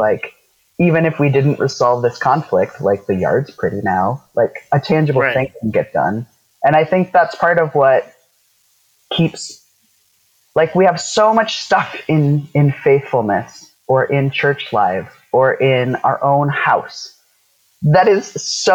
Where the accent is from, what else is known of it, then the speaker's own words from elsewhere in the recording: South Dakota, United States; where I grew up in South Dakota